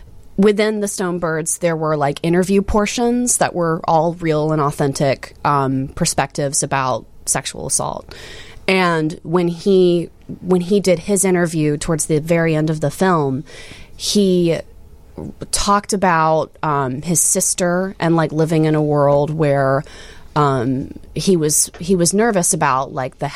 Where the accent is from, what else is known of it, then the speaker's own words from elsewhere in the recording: Alabama, United States; also born or lived in Philadelphia, United States; now in Chicago, United States; I'm from Alabama originally, so hence the double name. So Bama to Philly to Chicago.